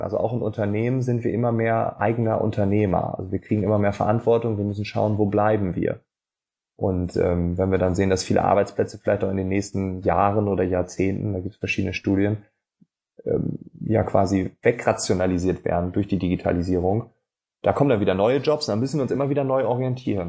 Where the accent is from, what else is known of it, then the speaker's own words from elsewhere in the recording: Northern Germany, Germany; accent: Northern German; ich bin Norddeutscher